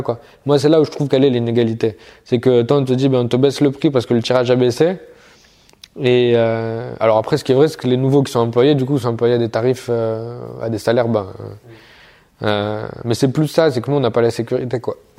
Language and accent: French; the South, southern France, France; moved away; je viens du Sud, à la base